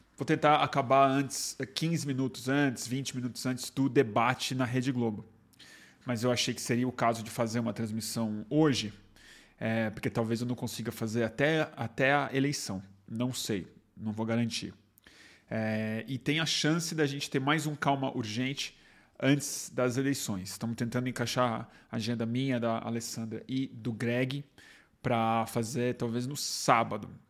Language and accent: Portuguese; Brazil; A gente é brasileiro